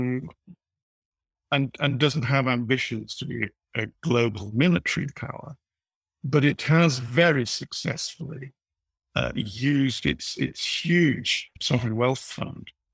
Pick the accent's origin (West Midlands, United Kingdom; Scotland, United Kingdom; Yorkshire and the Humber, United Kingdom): Yorkshire and the Humber, United Kingdom; Leeds; I was growing up in Leeds in the 1970s